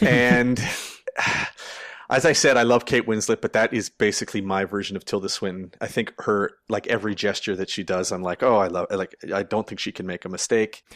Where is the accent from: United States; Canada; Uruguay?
Canada; as a Canadian